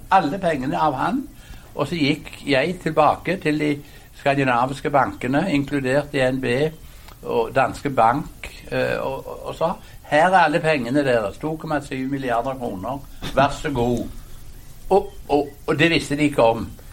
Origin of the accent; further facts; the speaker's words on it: Hjelmeland, Rogaland, Norway; moved away; det vi kalte hjemme på Hjelmeland i Ryfylke for sunt bondevett